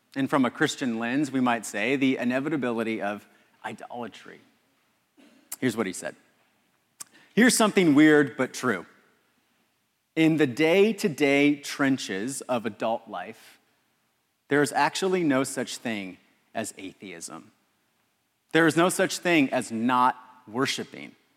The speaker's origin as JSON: {"language": "English", "town": "Los Angeles", "region": "California", "country": "United States", "said": "I'm from Los Angeles."}